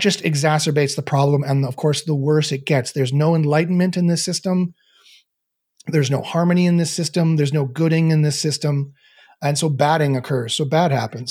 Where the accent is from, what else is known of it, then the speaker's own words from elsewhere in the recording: Canada; I'm Canadian